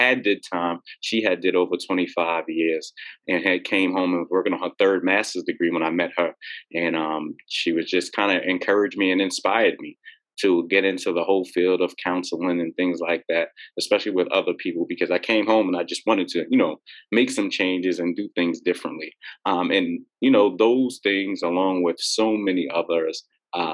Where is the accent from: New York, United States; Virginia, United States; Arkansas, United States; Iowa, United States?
New York, United States; New York City; I'm from Queens, New York, originally from Queens, New York. I lived all over Queens